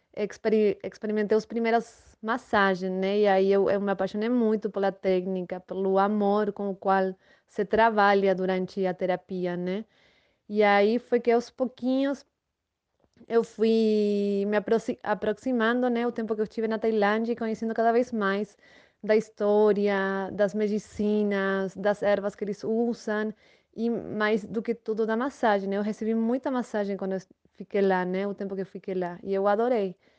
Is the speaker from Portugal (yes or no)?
no; Buenos Aires, Argentina; Portuguese is a second language; moved away as an adult; now in Vale do Capão, Brazil; sou natural da Argentina, de Buenos Aires. Moro no Brasil faz sete anos